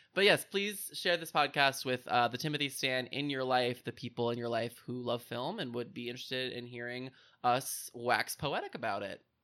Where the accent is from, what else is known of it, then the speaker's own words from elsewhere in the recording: Indiana, United States; my home state of Indiana